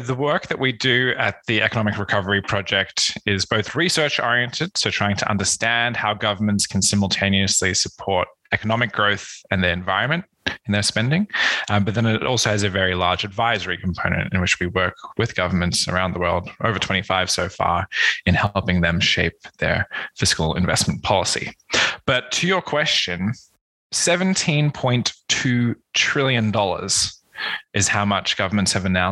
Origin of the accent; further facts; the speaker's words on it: Australia; moved away as an adult; also born or lived in South Africa / Malaysia / Oxford, United Kingdom; I was born in South Africa, spent some time in Malaysia, and then completed my high school and undergraduate education in Australia